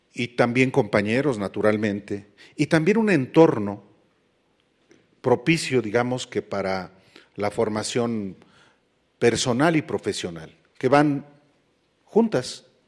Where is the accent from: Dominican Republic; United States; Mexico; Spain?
Mexico; State of Mexico; para que los que allá vivíamos pudiéramos educarnos